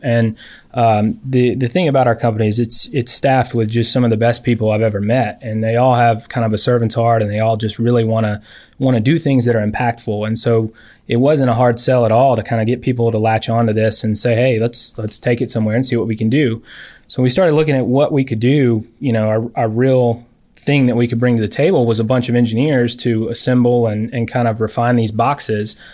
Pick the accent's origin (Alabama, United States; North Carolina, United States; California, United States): Alabama, United States; Alexander City; I'm from Lake Martin, Alex City area